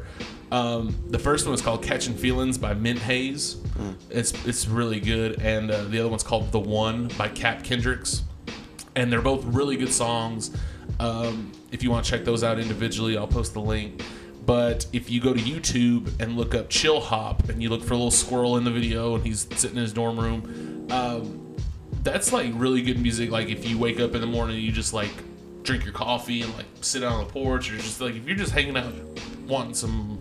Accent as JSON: {"language": "English", "region": "Texas", "country": "United States", "said": "I'm from Texas"}